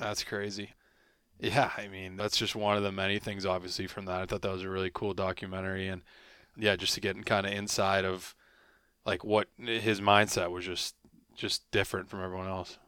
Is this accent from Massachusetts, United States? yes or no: yes; Boston, Massachusetts, United States; I'm from Boston